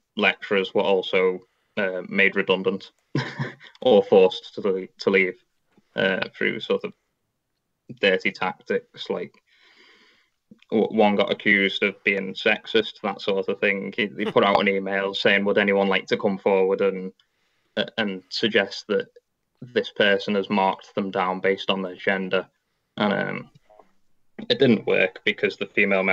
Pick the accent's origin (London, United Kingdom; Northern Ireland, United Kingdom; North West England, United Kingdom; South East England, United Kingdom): North West England, United Kingdom; Liverpool; I'm from Liverpool, England